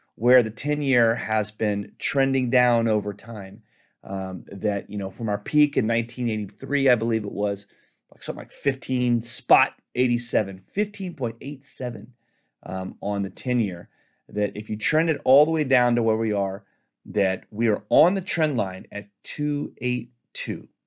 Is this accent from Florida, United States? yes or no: no; Texas, United States; My home state of Texas